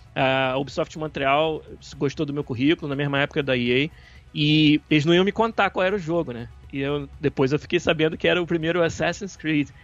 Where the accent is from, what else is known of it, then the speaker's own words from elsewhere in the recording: Niterói, Rio de Janeiro, Brazil; em Niterói, que é a cidade, na verdade, de onde eu, de onde eu sou